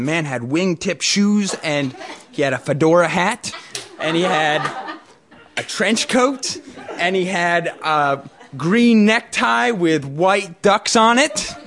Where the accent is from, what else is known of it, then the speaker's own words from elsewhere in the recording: Norman Rockwell's town, New England, United States; I grew up in Norman Rockwell's town